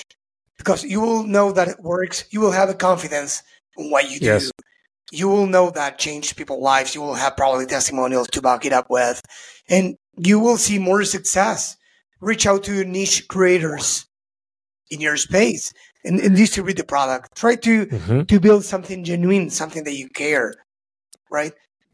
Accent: Argentina; I'm from Argentina

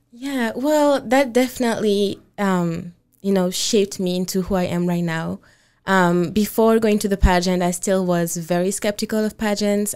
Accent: Côte d’Ivoire; moved away as an adult; also born or lived in Senegal (father's origin); now in Washington, United States; I grew up in the Ivory Coast and I moved here, um, about five years ago, um, mainly to go to college

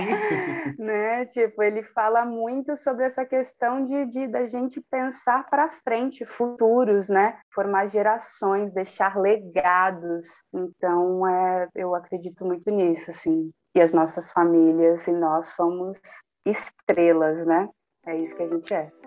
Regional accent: Cubatão, São Paulo, Brazil; quilombola nascida e criada na cidade de Cubatão

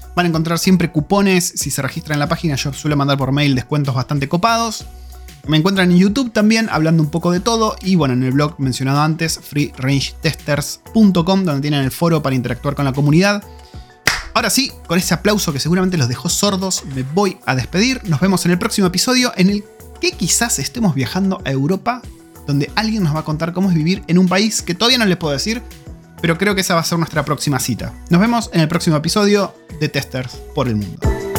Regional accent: Argentina; yo soy argentino

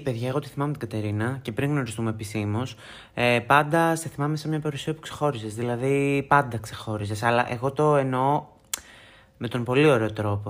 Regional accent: Thessaloniki, Central Macedonia, Greece; από τη Θεσσαλονίκη που είναι η πόλη μου, την αγαπώ πάρα πάρα πολύ

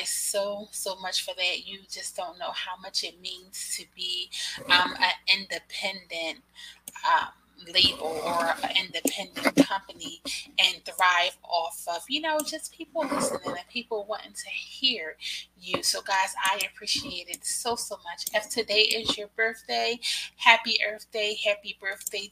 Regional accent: Philadelphia, Pennsylvania, United States; I am from Philadelphia.

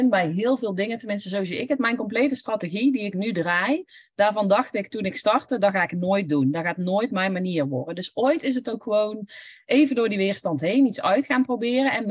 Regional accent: North Brabant, Netherlands; accent: Brabant; Ik heb een Brabants accent, dus ik kan toch niet voor groepen gaan spreken.

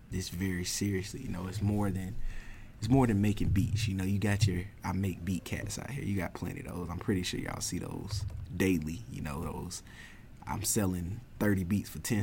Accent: Augusta, United States; I'm from Augusta, been in Augusta for as long as I've been living, my whole 25 years of existence on this planet

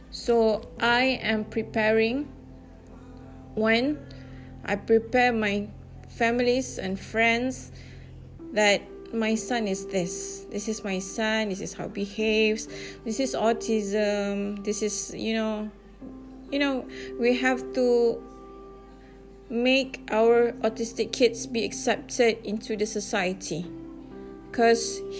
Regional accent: Malaysia; English is a second language; And although I'm from Malaysia, but you guys are so, so nice of you.

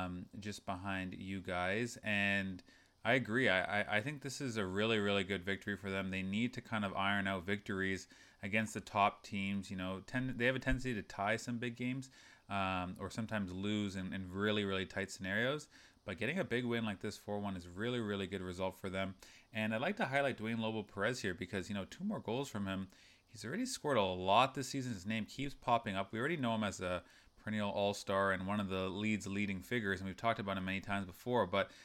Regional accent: Brazil; So I grew up only in Brazil and watching them.

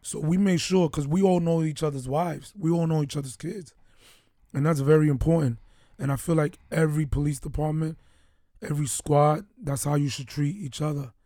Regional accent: New York City, New York, United States; moved away; also born or lived in Baltimore; we're two guys from New York City

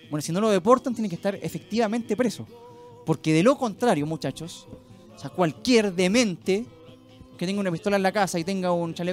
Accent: Chile; no solo como programa, ¿ah? sino como sociedad, como ciudadanos chilenos.

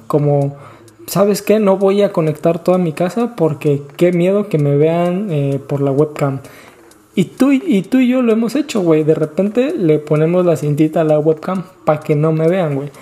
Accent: Guerrero, Mexico; also born or lived in Tlaxcala; yo soy de Tlaxcala, me crié en Guerrero

